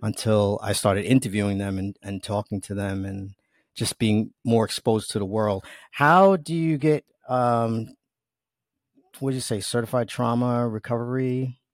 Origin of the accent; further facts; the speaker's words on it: New York, United States; accent: New York; You probably hear my New York accent, and, uh, I don't even try to hide it. I'm proud of being from New York